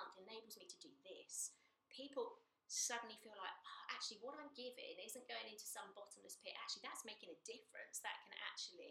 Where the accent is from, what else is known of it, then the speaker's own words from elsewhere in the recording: United Kingdom; part of being British. It's our culture